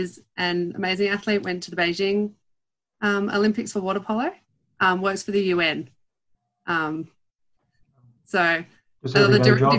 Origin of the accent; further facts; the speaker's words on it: Sydney, New South Wales, Australia; I grew up in Sydney.